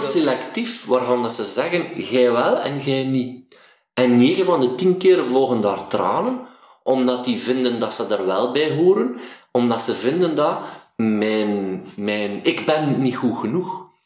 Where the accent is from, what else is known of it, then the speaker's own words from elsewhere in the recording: Waasland, Flanders, Belgium; accent: Waasland dialect; een dialect waar ik vandaan kwam, het Waasland, was een doezeken